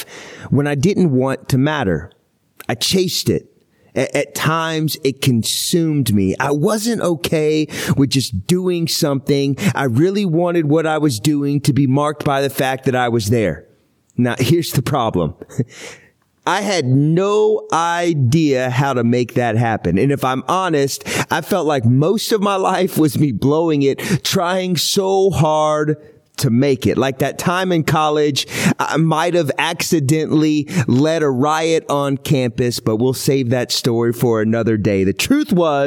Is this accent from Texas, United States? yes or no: yes; Houston, Texas, United States; moved away; also born or lived in Seattle, Washington; I was born in Houston